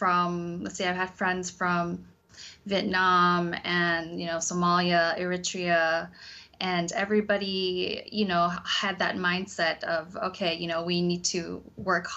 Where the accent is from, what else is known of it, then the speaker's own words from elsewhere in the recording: Seattle, Washington, United States; I am born and raised in Seattle, Washington, but my family, they are from Cambodia